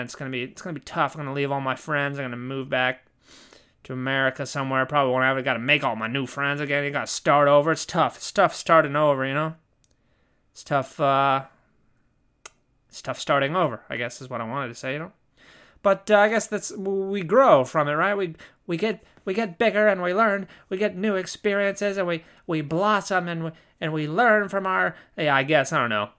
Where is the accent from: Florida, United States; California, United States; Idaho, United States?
California, United States; Southern; moved away as an adult; also born or lived in Germany; I'm from, I'm from Southern California